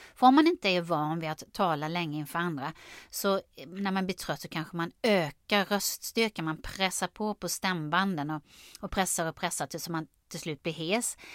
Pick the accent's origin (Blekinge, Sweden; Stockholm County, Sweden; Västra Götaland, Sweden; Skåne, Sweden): Blekinge, Sweden; Karlskrona; accent: Blekinge dialect with uvular r; Och jag har ju dialekt, jag är från Blekinge, Karlskrona. Där pratar vi så här med tungrotsärren